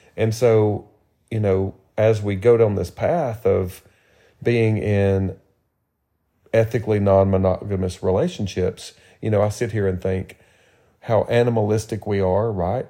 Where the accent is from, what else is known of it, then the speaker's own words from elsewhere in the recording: Tennessee, United States; moved away; I'm from Tennessee